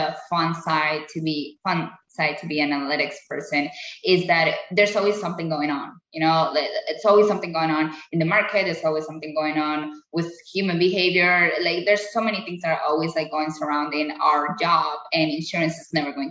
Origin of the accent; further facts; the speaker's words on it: Colombia; now in United States; I had a really good life in Colombia, really, really good life in Colombia